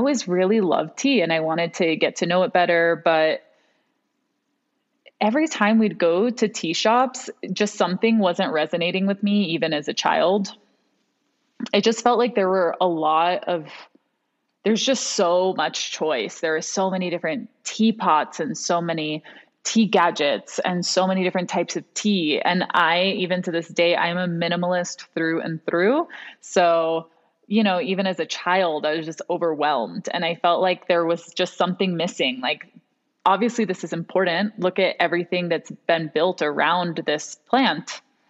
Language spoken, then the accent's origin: English; Hong Kong; also born or lived in New York / Miami; now in United States; I'm half Venezuelan, half American. I was raised in Hong Kong. So very international in that way. And as an adult, I've spent most of my time in New York and Miami before moving out here to the mountains.